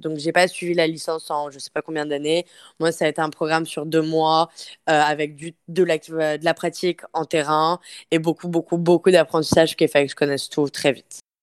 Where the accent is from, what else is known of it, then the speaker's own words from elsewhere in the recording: France; accent: French; moved away as an adult; now in Montreal, Canada; Je suis une Française. J'ai fait mes études au Canada et ça fait maintenant sept ans que je vis à Montréal